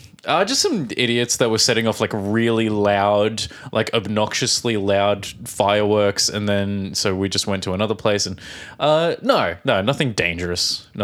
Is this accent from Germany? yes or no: no; Australia; now in Czech Republic; from Australia.